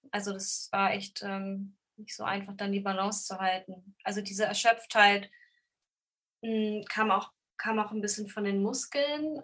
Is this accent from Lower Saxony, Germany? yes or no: yes; Braunschweig, Lower Saxony, Germany; moved away as an adult; also born or lived in Hannover / Göttingen; now in Hamburg, Germany; also ich komme aus Braunschweig